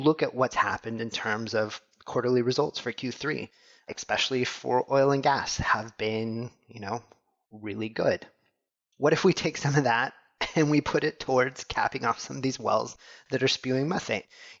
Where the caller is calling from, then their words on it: St. Louis, Missouri, United States; So I'm coming to you from St. Louis, Missouri in the U.S.